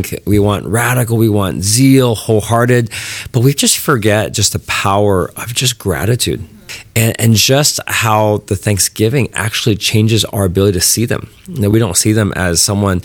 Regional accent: California, United States; I'm from California, I grew up knowing Dianne as a senator.

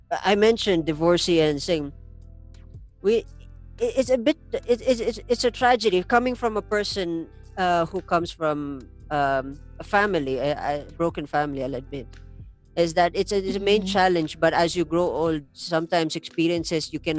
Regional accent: La Trinidad, Cordillera Administrative Region, Philippines; I'm from the La Trinidad area, where of course we're surrounded by mountains and we are a part of the Igorot tribe

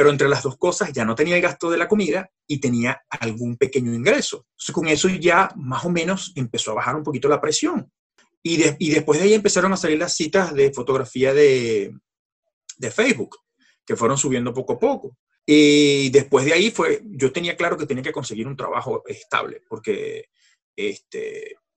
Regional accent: France; Spanish is a second language; Yo no tenía permiso de trabajo. Siendo francés, tú sabes que necesitas un permiso de, independiente y yo no lo tenía.

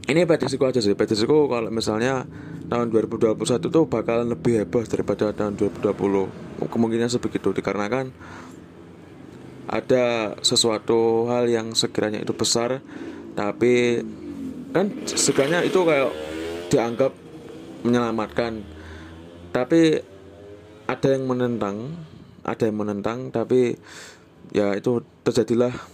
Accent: Java, Indonesia; aku tuh kan sebenarnya bukan orang Jakarta aku tuh sebenarnya orang Jawa jadi kalau misalnya pakai bahasa Indonesia tuh untuk orang pertama untuk diri sendiri ya itu mesti aku

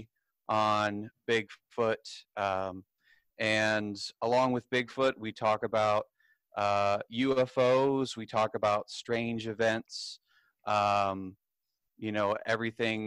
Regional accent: Durham, North Carolina, United States; also born or lived in Greensboro, North Carolina; I'm from North Carolina, where we have a number of very oddly named places

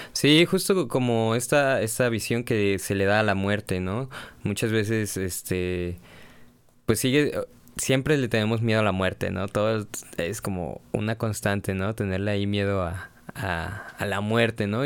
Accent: Mexico; uno como mexicano

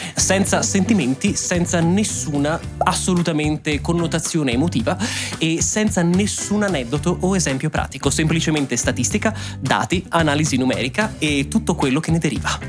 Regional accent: Italy; moved away as an adult; also born or lived in Ireland; now in Germany

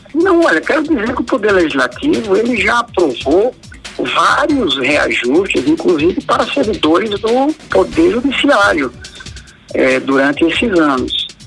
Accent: Alagoas, Brazil; eu sou alagoano também

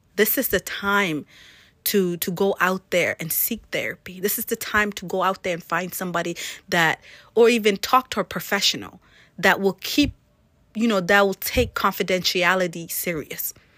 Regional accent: South Sudan; now in Maine, United States; my background being as I'm from Africa, from South Sudan, coming from one of the hottest country in the world

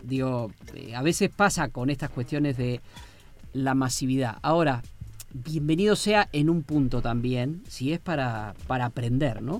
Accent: Argentina; como los argentinos

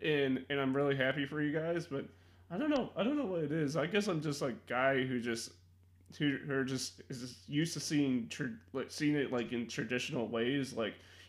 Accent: Chicago, Illinois, United States; I'm from Chicago

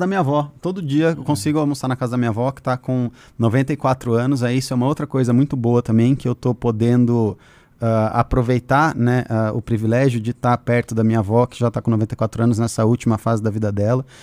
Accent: Curitiba, Paraná, Brazil; moved away; Eu cresci em Curitiba

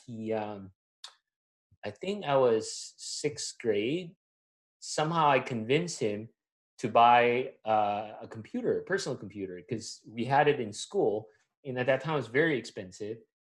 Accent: Manila, Metro Manila, Philippines; moved away as an adult; also born or lived in Atlanta, Georgia, United States; now in United States; I'm born and raised in Manila, Philippines.

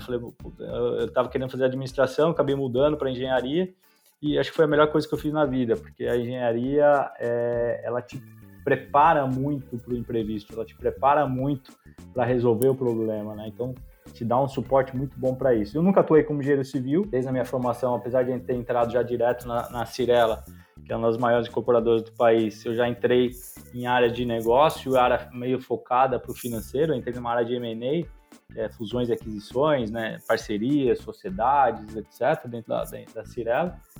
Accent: São Paulo, Brazil; also born or lived in São Carlos; Eu sou de São Paulo, eu fui criado em São Paulo

